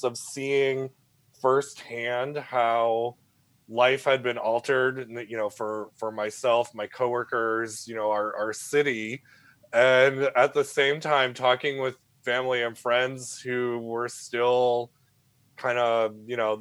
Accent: New England, United States; now in San Francisco, United States; I'm initially from New England

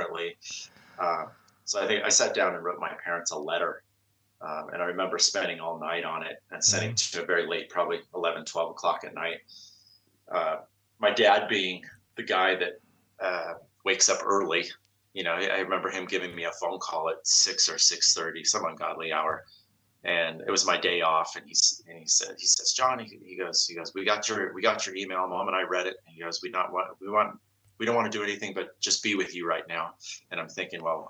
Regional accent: Bay Area, California, United States; I grew up in the Bay Area, so I'm a Bay Area native

